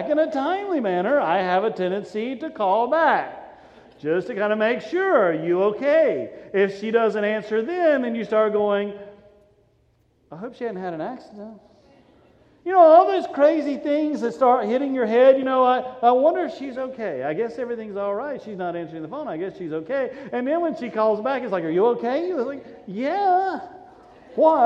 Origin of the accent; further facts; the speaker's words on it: Statesville, North Carolina, United States; I grew up in a little country church out above Statesville, out in the middle of nowhere